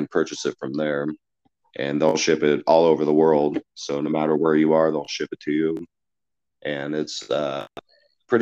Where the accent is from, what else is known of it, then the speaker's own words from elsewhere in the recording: a small town in Nebraska, United States; I'm from a small town in Nebraska, and the support overseas has been more immense than the support in my hometown